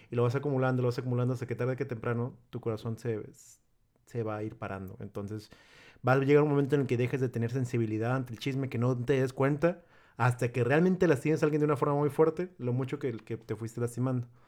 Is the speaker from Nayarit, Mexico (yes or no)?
yes; Tepic, Nayarit, Mexico; Es que sí somos la gente de Tepic.